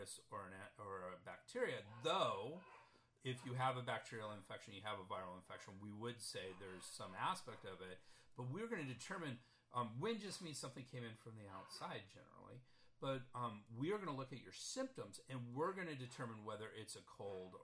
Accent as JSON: {"language": "English", "town": "San Diego", "region": "California", "country": "United States", "said": "I'm from San Diego, California"}